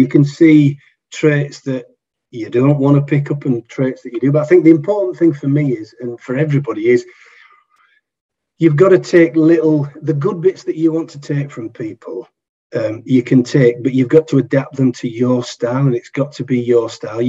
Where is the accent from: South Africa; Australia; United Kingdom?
United Kingdom; Yorkshire and the Humber; I'm a Yorkshireman